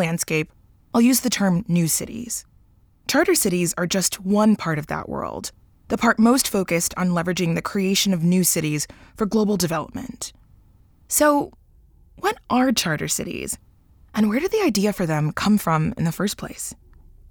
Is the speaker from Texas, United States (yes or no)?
yes; Dallas, Texas, United States; also born or lived in Nigeria; That's where I was born. My family moved to the United States when I was just 2 months old. But growing up in Texas, I often wondered, what if instead of being raised in Dallas